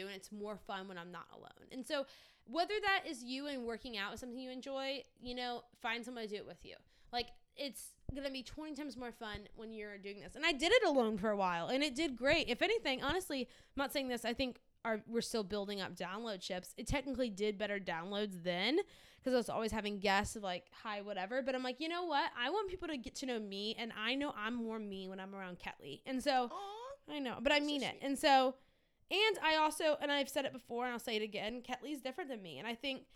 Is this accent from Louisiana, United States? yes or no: yes; Louisiana, United States; moved away; growing up in Louisiana